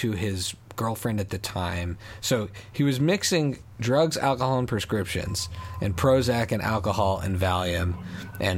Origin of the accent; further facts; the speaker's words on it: Montreal, Quebec, Canada; growing up in Montreal